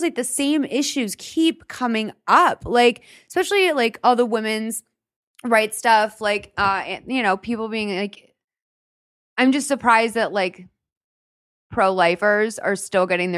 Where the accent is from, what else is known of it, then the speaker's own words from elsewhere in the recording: Massachusetts, United States; moved away as an adult; now in Glendale, United States; grew up in, like, a very liberal, like, Massachusetts.